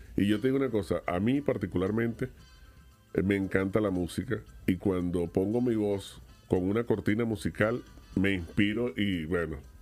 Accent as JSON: {"language": "Spanish", "country": "Venezuela", "moved": "as an adult", "lives_now": "Miami, United States", "said": "tuvimos que salir de Venezuela y reinventarnos"}